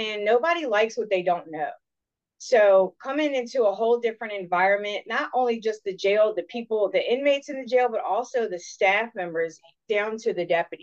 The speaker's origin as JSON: {"language": "English", "town": "Richmond", "region": "Virginia", "country": "United States", "said": "originally I'm from Richmond"}